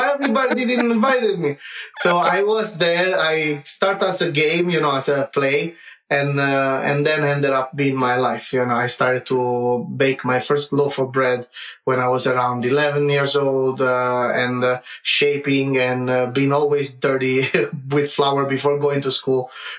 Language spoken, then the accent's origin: English; Naples, Campania, Italy; accent: Italian; English is a second language; moved away; I come from Naples.